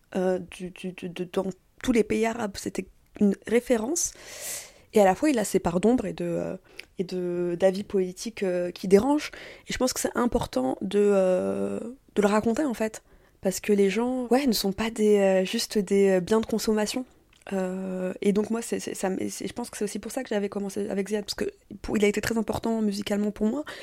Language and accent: French; France; also born or lived in Tunisia (parents) / Paris; je suis née en France, de parents tunisiens